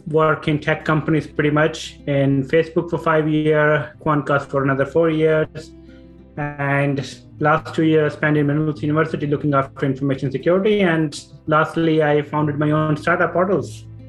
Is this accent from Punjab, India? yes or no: yes; Punjab, India; moved away as an adult; now in Ireland; so I'm originally from India, north part, Punjab, and uh, I born and brought up there